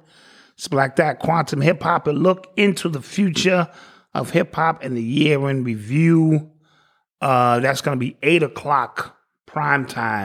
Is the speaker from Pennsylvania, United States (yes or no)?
no; Orangeburg, South Carolina, United States; Orangeburg, that's my hometown.